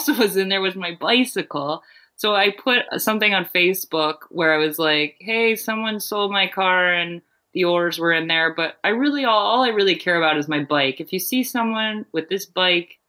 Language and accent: English; Maine, United States; Maine was, an easy thing to choose because it's my home state